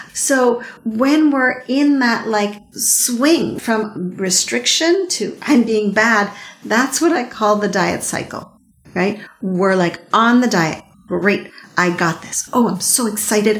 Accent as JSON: {"language": "English", "town": "Montreal", "region": "Quebec", "country": "Canada", "tie": "born or raised there", "said": "I grew up in Montreal"}